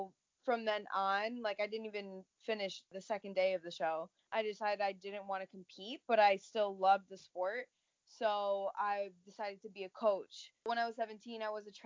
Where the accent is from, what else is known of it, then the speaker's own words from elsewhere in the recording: Connecticut, United States; I'm from Connecticut. I've always been in Connecticut, actually, pretty much my whole life.